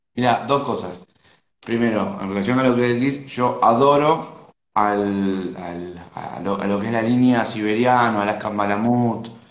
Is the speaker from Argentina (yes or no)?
yes; Argentina; soy de Argentina